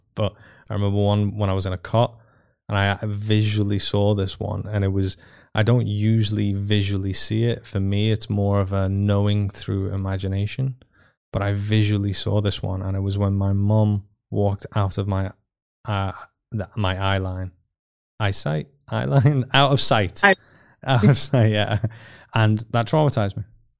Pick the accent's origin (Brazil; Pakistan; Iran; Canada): Iran; born there; Whilst in my mother's womb, I was born in 85 in Iran